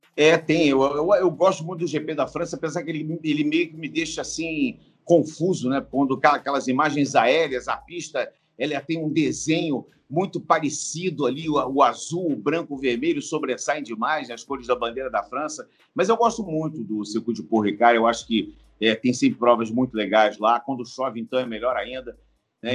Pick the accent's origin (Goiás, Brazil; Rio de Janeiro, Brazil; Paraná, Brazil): Rio de Janeiro, Brazil; eu moro no Rio, quer dizer, eu estou em São Paulo, mas eu sou do Rio de Janeiro